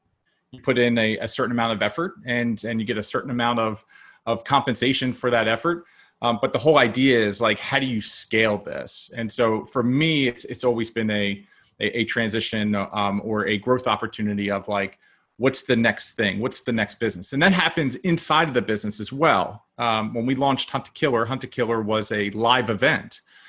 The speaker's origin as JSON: {"language": "English", "region": "Maryland", "country": "United States", "tie": "born or raised there", "said": "You know, I grew up in Maryland, and so we had all the seasons"}